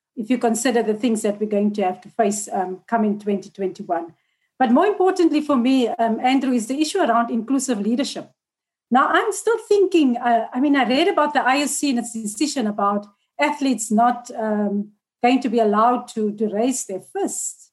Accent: South Africa; as a South African public

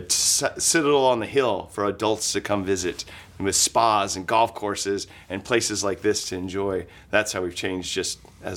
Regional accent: Napa, California, United States; moved away; I was raised in Napa.

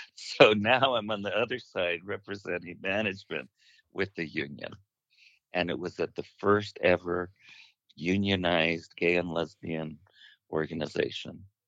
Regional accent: Fresno, California, United States; I was born and raised in Fresno

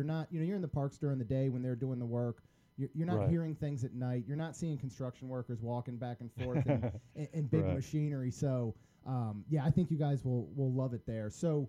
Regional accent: Maryland, United States; now in Florida, United States; I grew up in Maryland, and I think we went two or three times during my entire childhood, but it wasn't until I moved to Florida

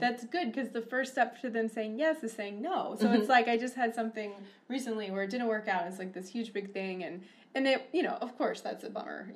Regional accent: Atlanta, Georgia, United States; moved away as an adult; also born or lived in Whitefish, Montana; now in Missoula, United States; growing up in Atlanta

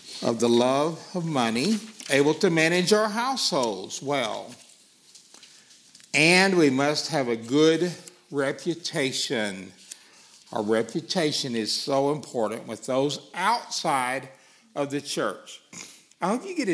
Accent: Arkansas, United States; accent: Arkansas; my Arkansas accent

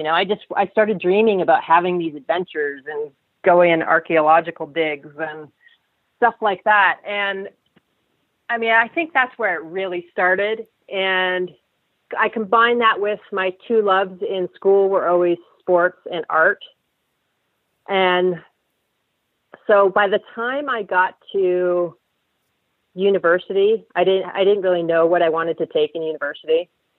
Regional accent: Saudi Arabia; I think growing up in Saudi really helped me with that.

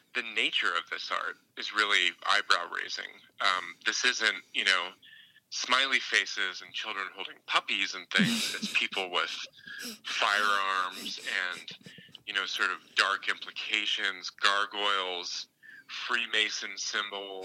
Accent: Dayton, Ohio, United States; now in Denver, United States; I'm from Dayton, Ohio, mm-hmm. originally

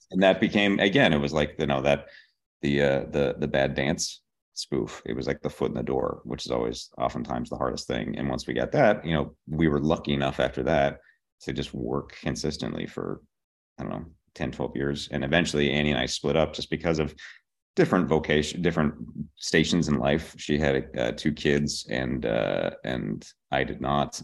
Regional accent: Pittsburgh, Pennsylvania, United States; born or raised there; moved away as an adult; also born or lived in Boston

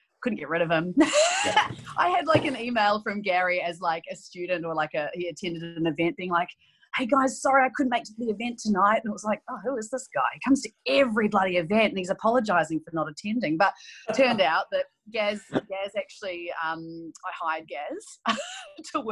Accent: New Zealand; moved away as an adult; also born or lived in Auckland; now in Melbourne, Australia; But I grew up in New Zealand, if you can't tell. Some days I have a stronger accent than others

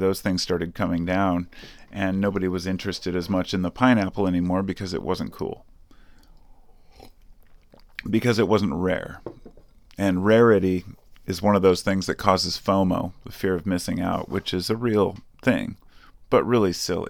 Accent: United States; I'm an American, okay? I'm not a nationalist. I'm just an American.

